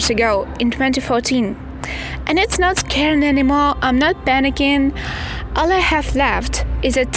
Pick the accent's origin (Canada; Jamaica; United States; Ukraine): Ukraine; Donetsk, Donetsk Oblast; now in Kharkiv, Ukraine; I live and study in Kharkiv, but actually I'm from Donetsk.